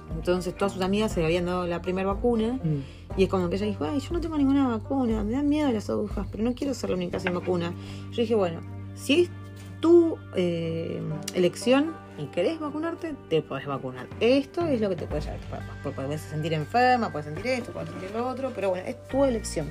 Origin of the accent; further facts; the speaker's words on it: Argentina; moved away as an adult; now in New Zealand; nosotros somos argentinos